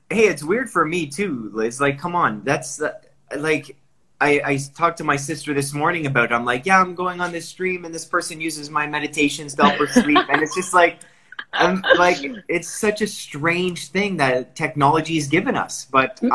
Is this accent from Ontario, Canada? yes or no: yes; Newmarket, Ontario, Canada; now in Toronto, Canada; I was raised in Newmarket.